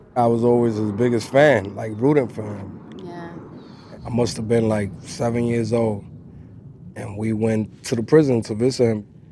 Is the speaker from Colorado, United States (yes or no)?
no; New York City, New York, United States; I grew up in the Bronx